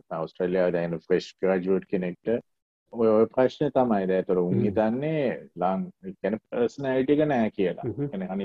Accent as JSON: {"language": "Sinhala", "country": "Sri Lanka", "moved": "yes", "said": "ලංකාව අපේ රටීම"}